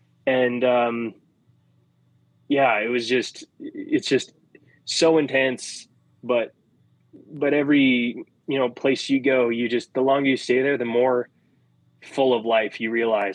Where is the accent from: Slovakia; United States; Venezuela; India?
India; So being in Vrindavan for Diwali, it's like a special thing as an Indian.